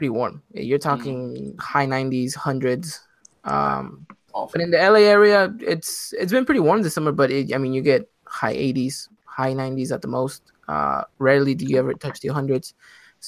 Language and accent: English; Mexico City, Mexico; I'm from Mexico City